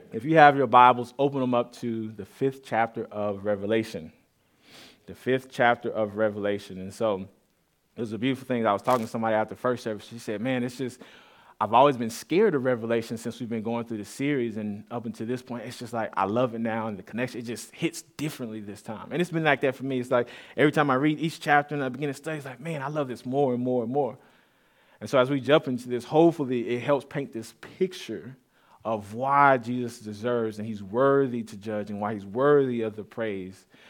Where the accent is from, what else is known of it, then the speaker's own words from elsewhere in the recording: Austin, Texas, United States; I grew up here in the Austin area on the east side of Austin, uh, s, more so Saint John's